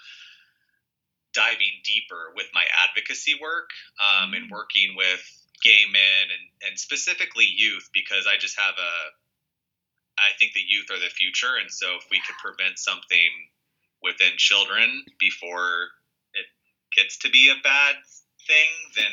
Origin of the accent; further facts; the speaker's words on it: Arizona, United States; moved away; I'm from Arizona.